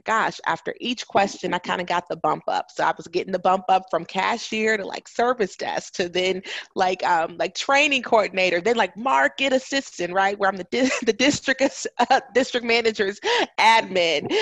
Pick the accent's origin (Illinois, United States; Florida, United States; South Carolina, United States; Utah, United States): Illinois, United States; Chicago; moved away as an adult; also born or lived in Huntsville, Alabama; I'm from Chicago.